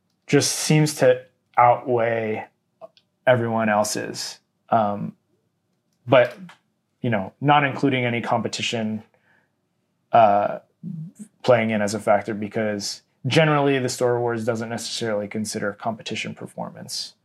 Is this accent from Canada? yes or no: yes; Canada; we are Canadian